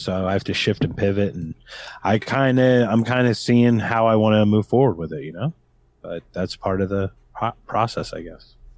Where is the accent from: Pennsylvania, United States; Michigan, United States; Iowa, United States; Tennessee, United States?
Pennsylvania, United States; Philadelphia; I'm from Philadelphia, and we got Bam Margera